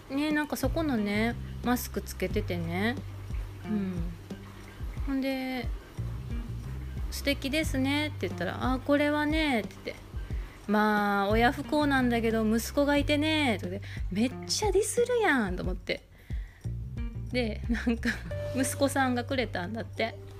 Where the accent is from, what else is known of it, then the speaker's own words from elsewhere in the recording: Kansai, Japan; accent: Kansai dialect; now in Izu Peninsula, Japan; 私あの関西人なので思い出を語る時全員が全ての人間が関西弁になるんですけど